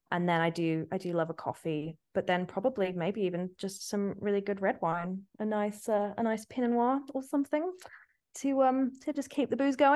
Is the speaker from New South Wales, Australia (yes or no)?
yes; Sydney, New South Wales, Australia; moved away as an adult; also born or lived in Singapore; now in London, United Kingdom; I moved to London when I was 18 from Sydney and was so homesick.